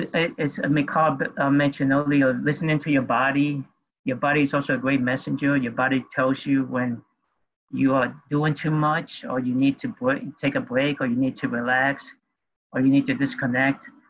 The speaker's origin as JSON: {"language": "English", "town": "New York City", "region": "New York", "country": "United States", "tie": "born or raised there", "also_born_or_lived": "Peru", "said": "I grew up in New York City"}